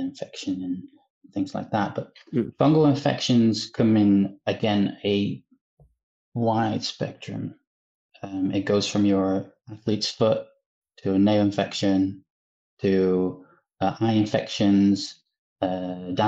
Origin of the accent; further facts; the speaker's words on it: Netherlands; moved away as an adult; now in Manchester, United Kingdom; I'm originally from the Netherlands